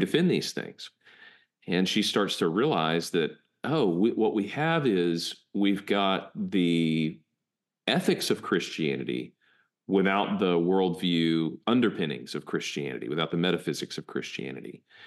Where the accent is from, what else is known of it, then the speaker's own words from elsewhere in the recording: United States; we're American